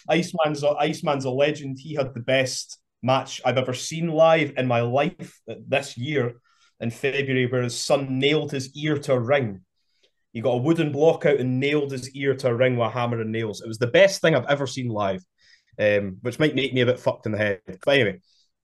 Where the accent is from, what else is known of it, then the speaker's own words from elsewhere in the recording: Kirkcaldy, Scotland, United Kingdom; I'm from Kirkcaldy